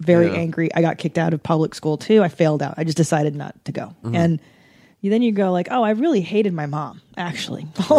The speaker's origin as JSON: {"language": "English", "town": "Los Angeles", "region": "California", "country": "United States", "tie": "born or raised there", "said": "Growing up in the valley"}